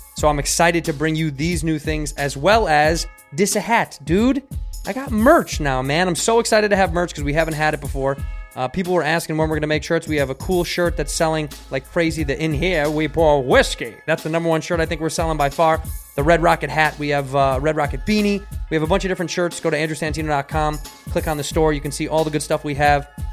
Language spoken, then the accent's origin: English; Chicago, Illinois, United States; now in Los Angeles, United States; I grew up in Chicago